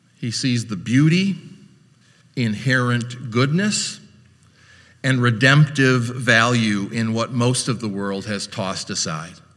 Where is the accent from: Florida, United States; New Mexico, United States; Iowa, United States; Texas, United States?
Iowa, United States; Orange City; moved away as an adult; also born or lived in Chicago; I was a greenhorn from Iowa